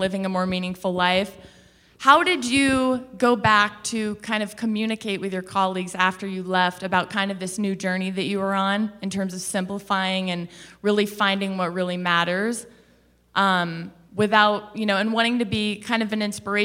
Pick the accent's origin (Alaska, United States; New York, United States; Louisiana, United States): Alaska, United States; moved away; also born or lived in Los Angeles; I'm from Alaska